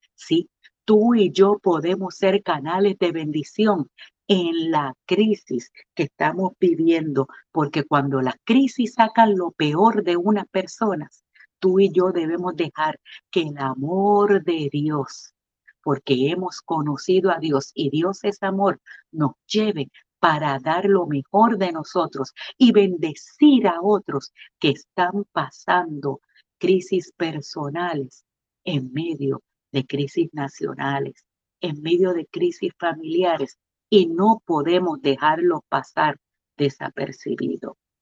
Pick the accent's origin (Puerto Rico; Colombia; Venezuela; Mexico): Puerto Rico; como buenos puertorriqueños